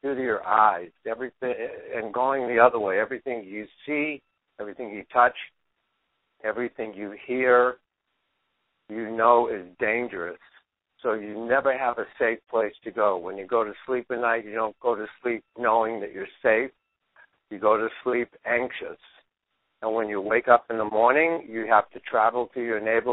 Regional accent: Boston, Massachusetts, United States; I grew up in Dorchester in 1950 in the inner city of Boston.

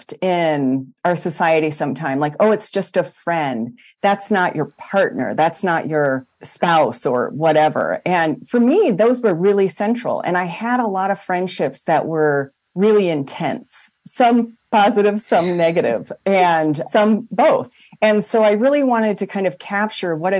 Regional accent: Iowa, United States; I'm actually Iowa.

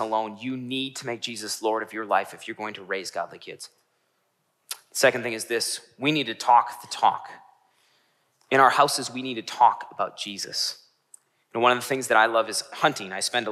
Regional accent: Northeast Wisconsin, United States; I grew up in Northeast Wisconsin

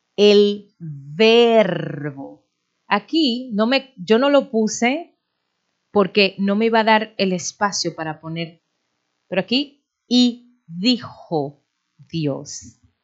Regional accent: Dominican Republic; moved away

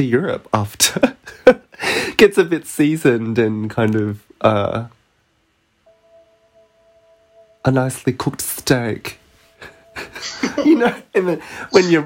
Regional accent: Perth, Western Australia, Australia; moved away; also born or lived in Melbourne; we're both from Perth

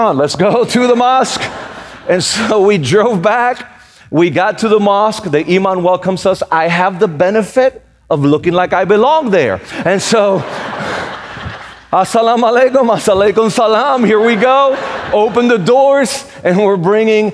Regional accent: Puerto Rico; moved away; also born or lived in Raleigh, North Carolina; I was born and raised in Puerto Rico

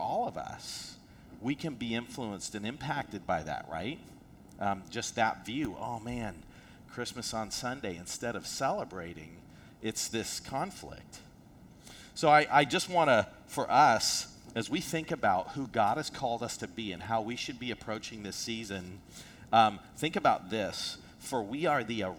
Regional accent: South Africa; moved away; I'm from South Africa.

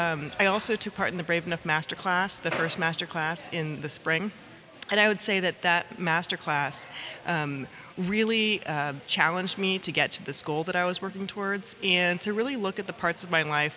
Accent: Durham, North Carolina, United States; I'm from Durham, North Carolina.

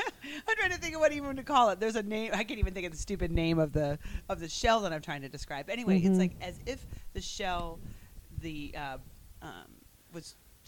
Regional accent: South Carolina, United States; and I'm not Indian. And I was raised and born and raised in South Carolina. That's all I know.

